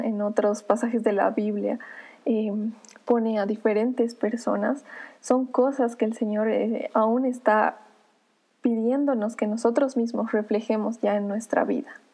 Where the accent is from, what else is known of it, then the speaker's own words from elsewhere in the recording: Bolivia; como boliviana